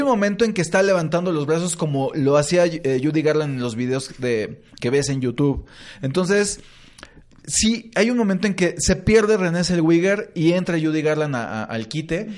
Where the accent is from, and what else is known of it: Mexico City, Mexico